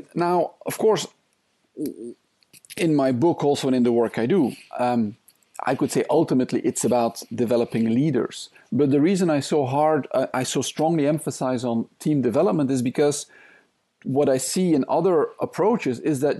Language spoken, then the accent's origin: English; Belgium; English is a second language; now in Thailand; So I'm originally from Belgium. I spent most of my life, though, in Asia.